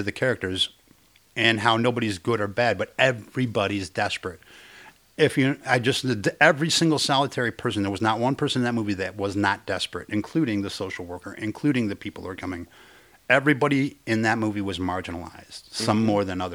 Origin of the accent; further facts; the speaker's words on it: United States; I grew up in Mexican areas, and I'm Mexican